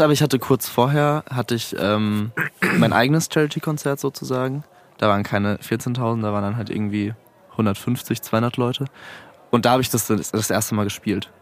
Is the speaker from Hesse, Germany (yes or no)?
no; Mannheim, Baden-Württemberg, Germany; moved away as an adult; now in Frankfurt, Germany; ich komme aus Mannheim eigentlich